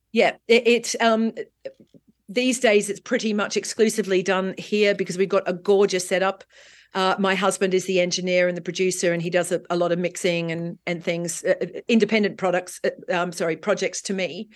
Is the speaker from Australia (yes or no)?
yes; Australia; also born or lived in London, United Kingdom; now in Marbella, Spain; as an Australian who grew up in the sunshine and beach culture